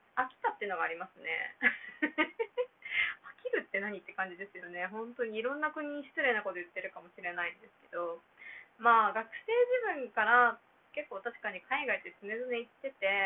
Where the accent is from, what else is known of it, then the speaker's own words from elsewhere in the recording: Japan; first language Japanese; now in Myanmar; 自分が一番喋れる言語母語である日本語なので